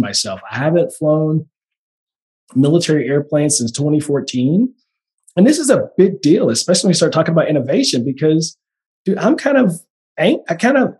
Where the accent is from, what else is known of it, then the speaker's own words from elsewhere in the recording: Oakland, California, United States; I'm from the Bay Area. So shout out to the Bay Area, East Oakland